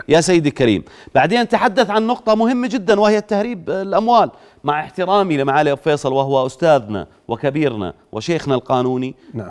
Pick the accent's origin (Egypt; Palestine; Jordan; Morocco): Jordan; عندنا في الاردن